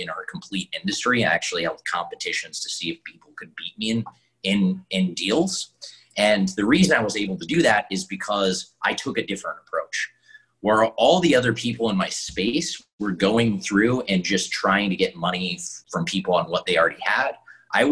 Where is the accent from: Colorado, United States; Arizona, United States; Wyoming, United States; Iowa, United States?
Wyoming, United States; Jackson; I grew up in Wyoming in a very small trailer in a very expensive place called Jackson, Wyoming.